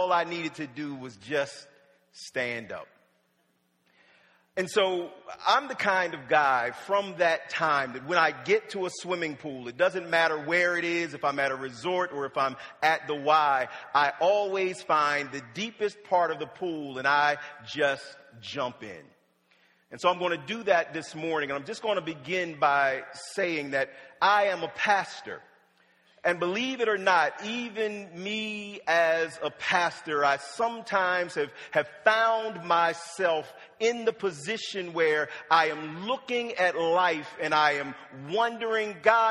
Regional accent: Wilmington, Delaware, United States; born or raised there; also born or lived in Norfolk, Virginia

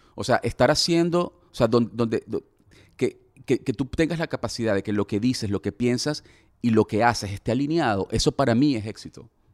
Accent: Venezuela; como venezolano

